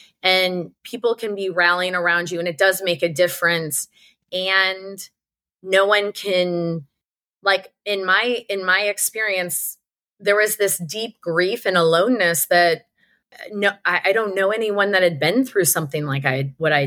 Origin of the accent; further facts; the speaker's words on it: St. Louis, Missouri, United States; I grew up in St. Louis, Missouri